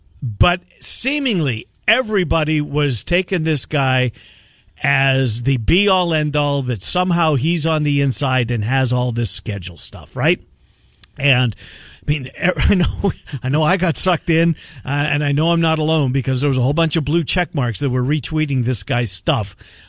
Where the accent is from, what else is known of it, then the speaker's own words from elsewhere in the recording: Canada; I mean, it's honestly, it's a rite of being a Canadian boy.